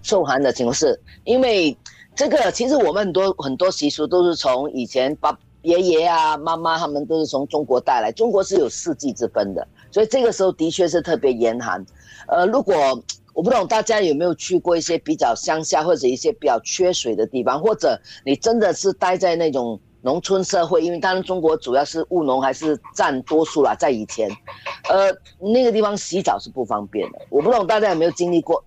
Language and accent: Chinese; Singapore; 当然我们新加坡可能不要讲